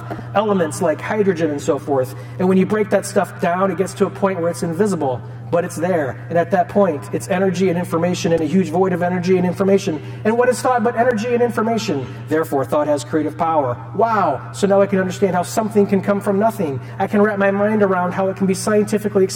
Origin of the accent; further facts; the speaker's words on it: Cedar Rapids, Iowa, United States; I'm from Cedar Rapids, I went to All Saints and Regis